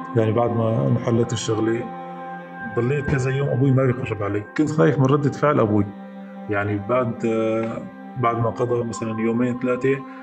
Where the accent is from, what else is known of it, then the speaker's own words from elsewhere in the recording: Jisr al-Shughur countryside, Idlib Governorate, Syria; بريف الجسر ضيعتي